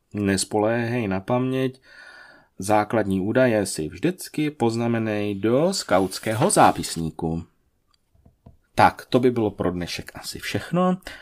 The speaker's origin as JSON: {"language": "Czech", "town": "Kroměříž", "region": "Zlín Region", "country": "Czechia", "said": "U nás v Kroměříži"}